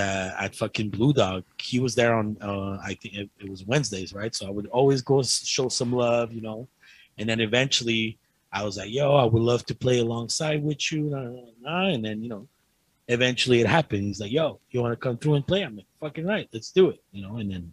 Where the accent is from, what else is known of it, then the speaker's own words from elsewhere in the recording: Ottawa, Ontario, Canada; I already know these people. I grew up in Ottawa. So that's why I'm getting gigs there.